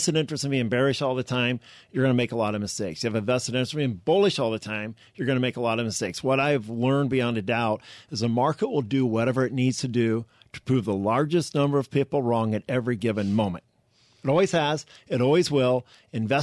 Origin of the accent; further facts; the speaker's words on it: Omaha, Nebraska, United States; I'm from Omaha